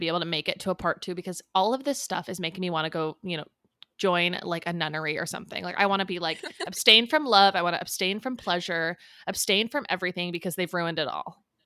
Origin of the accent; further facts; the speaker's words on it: Southern California, United States; we grew up in Southern California.